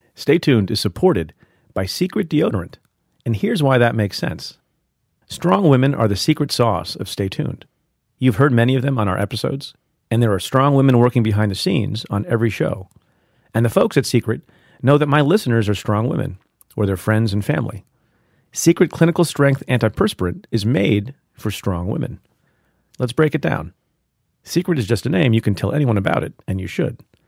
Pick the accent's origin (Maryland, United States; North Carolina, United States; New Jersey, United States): New Jersey, United States; growing up in New Jersey, you know, as an Indian immigrant family